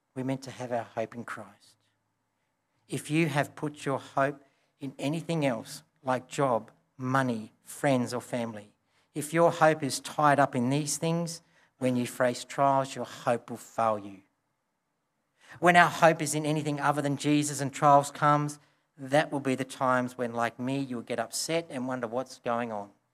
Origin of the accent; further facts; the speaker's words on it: Broken Hill, New South Wales, Australia; I grew up in Broken Hill